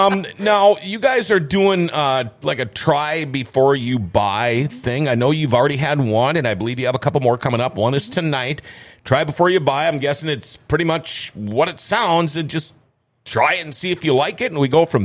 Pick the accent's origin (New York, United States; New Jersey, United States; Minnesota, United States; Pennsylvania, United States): Minnesota, United States; Thief River Falls; now in Grand Forks, United States; My hometown of Thief River Falls